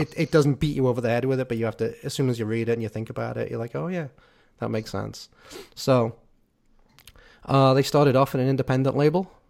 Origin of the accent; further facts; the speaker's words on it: Liverpool, North West England, United Kingdom; I'm from Liverpool